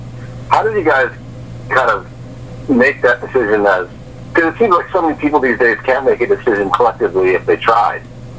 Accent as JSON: {"language": "English", "country": "Canada", "moved": "as an adult", "said": "It's just I came from Canada, and I've only lived here for 2 years"}